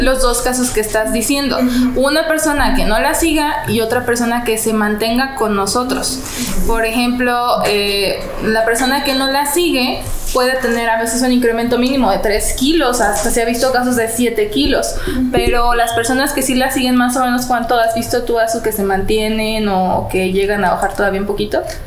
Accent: Guanajuato, Mexico; yo soy de Guanajuato

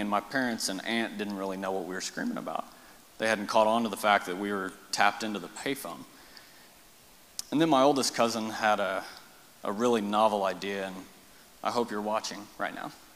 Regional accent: Marble Falls, Texas, United States; also born or lived in Austin, Texas; raised in Marble Falls

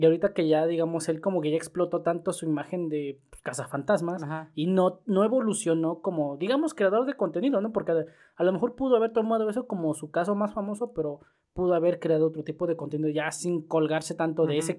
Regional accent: Mexico; nosotros somos vecinos de Estados Unidos

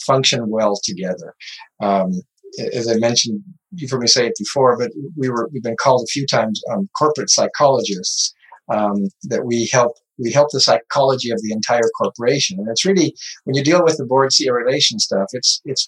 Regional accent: Butte, Montana, United States; I grew up in Butte, Montana, painting the old mines and the old buildings in cool downtown Butte

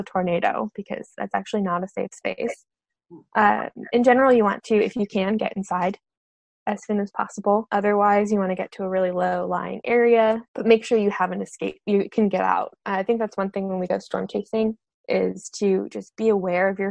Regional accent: New England, United States; also born or lived in Vermont; I grew up in New England and I went to school in Vermont.

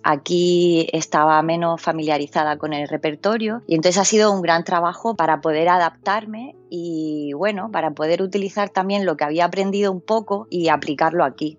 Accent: Murcia, Region of Murcia, Spain; also born or lived in United Kingdom / Switzerland / Germany; now in Birmingham, United Kingdom; soy de Murcia, de una ciudad chiquitita.

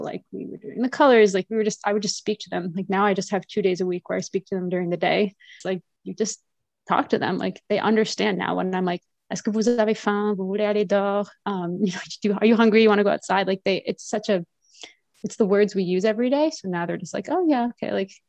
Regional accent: Switzerland; Like I grew up in Switzerland. I'm multilingual.

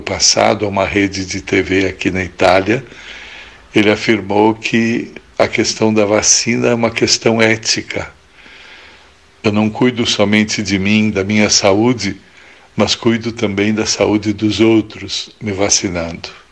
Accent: Pelotas, Rio Grande do Sul, Brazil; now in Italy

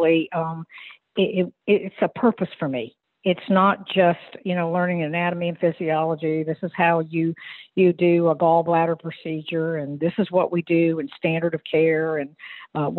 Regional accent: Virginia Beach, Virginia, United States; I'm from Virginia Beach.

